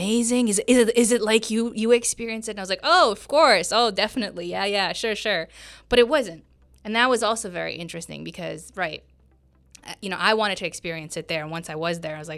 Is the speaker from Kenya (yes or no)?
no; Romania; now in United States; when I was in Romania